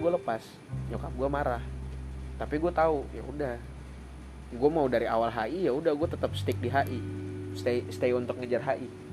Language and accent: Indonesian; Papua, Indonesia; accent: Papuan; moved away; also born or lived in Jakarta / Malang / Surabaya; gue orang Papua datang ke Jakarta di tempat yang budayanya gue nggak paham sama sekali